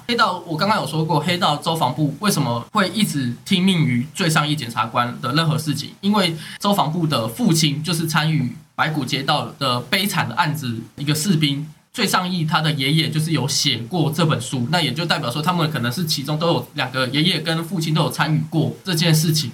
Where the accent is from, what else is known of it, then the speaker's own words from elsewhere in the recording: Taipei, Taiwan; 我身在这个台北这个都市